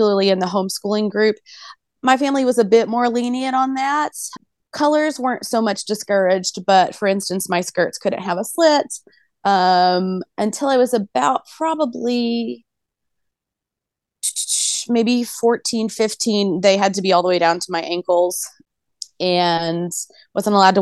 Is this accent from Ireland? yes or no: no; Bible Belt, Southern United States, United States; I was born in the Southern United States in the Bible Belt